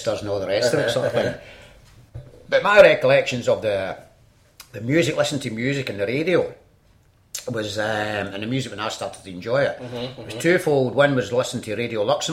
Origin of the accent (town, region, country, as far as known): Glasgow, Scotland, United Kingdom; born or raised there; also born or lived in London